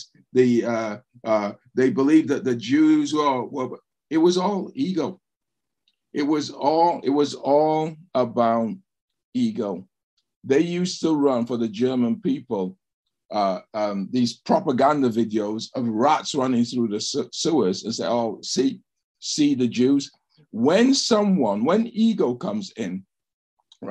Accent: England, United Kingdom; growing up in England

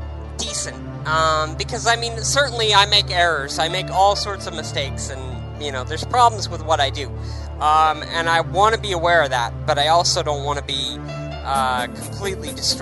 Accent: United States; lots of Americans go around, including myself

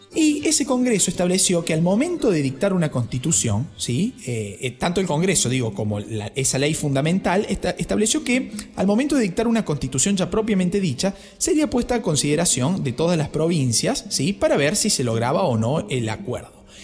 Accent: Laguna Larga, Córdoba, Argentina; Yo soy de Laguna Larga

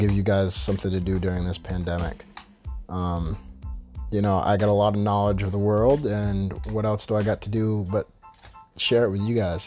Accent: St. Louis, Missouri, United States; also born or lived in West Glover, Vermont / New York; now in Vermont, United States; I come from St. Louis, Missouri, ended up in West Glover, Vermont, went to college in New York

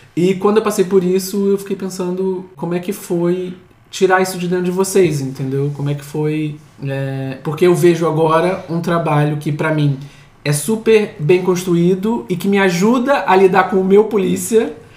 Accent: Rio de Janeiro, Brazil; moved away as an adult; now in Lisbon, Portugal; nem a gente, nascido no Rio

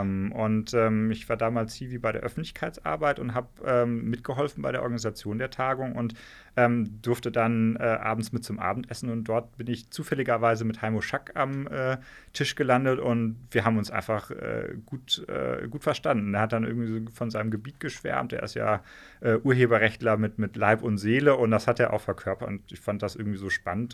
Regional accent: Hesse, Germany; moved away as an adult; also born or lived in Ruhr area / Marburg area / Taunus / London; now in Trier, Germany; meine Familie kommt aus dem Ruhrgebiet, ja. ähm, aber da sind wir ziemlich schnell äh, weggezogen. Deswegen bin ich in Hessen aufgewachsen

